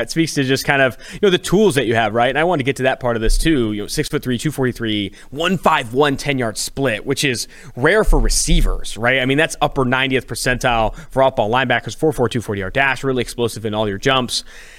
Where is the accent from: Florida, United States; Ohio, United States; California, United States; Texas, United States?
California, United States; So I'm from California.